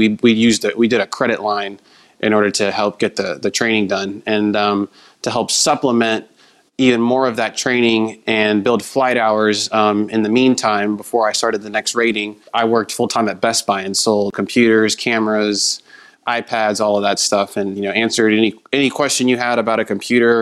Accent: Southern California, United States; I grew up in Southern California

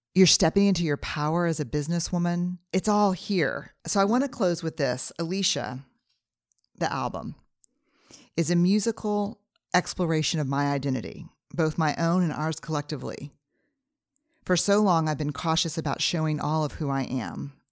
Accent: Texas, United States; Fifth generation Texan

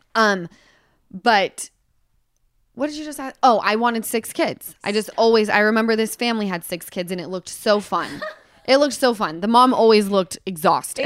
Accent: Utah, United States; I come from Utah

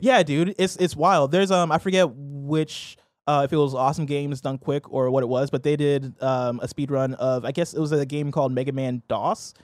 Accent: Nigeria; I'm Nigerian

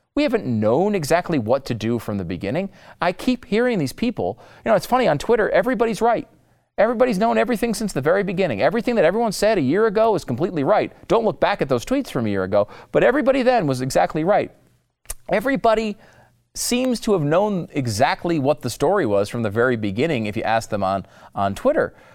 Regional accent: Texas, United States; my home state

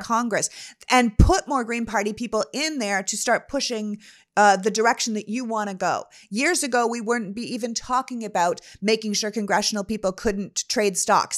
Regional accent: Canada; moved away; as someone who grew up in Canada

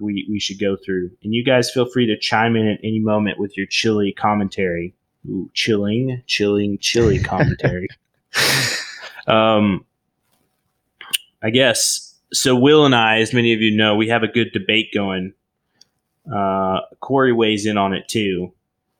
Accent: Oklahoma, United States; I grew up in Oklahoma, little town.

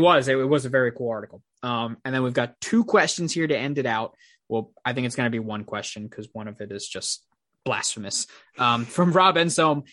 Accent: Long Island, New York, United States; I Am From Long Island, New York

